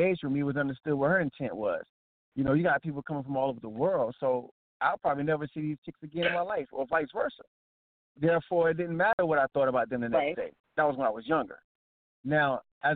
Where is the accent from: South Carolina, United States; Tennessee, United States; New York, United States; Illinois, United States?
South Carolina, United States; Atlantic Beach; I grew up on Atlantic Beach. For those who don't know, Atlantic Beach is like 30 minutes from Myrtle Beach